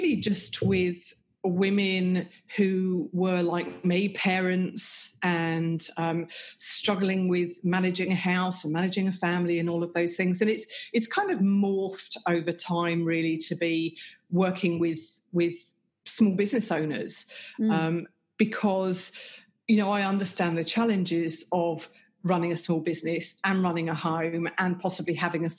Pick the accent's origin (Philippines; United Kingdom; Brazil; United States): United Kingdom; England; moved away as an adult; now in Australia; I grew up and lived in England